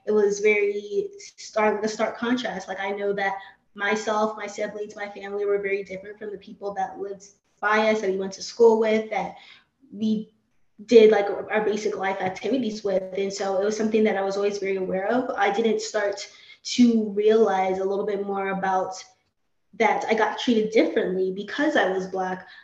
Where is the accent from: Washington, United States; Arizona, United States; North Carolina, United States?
Arizona, United States; Phoenix; moved away as an adult; also born or lived in Maryland; I was born and raised in Phoenix, Arizona.